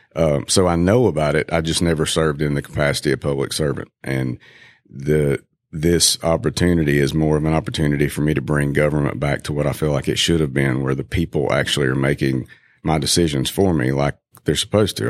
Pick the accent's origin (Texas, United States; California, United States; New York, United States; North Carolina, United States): North Carolina, United States; Valdese; now in Greenville, United States; I grew up in Valdez, North Carolina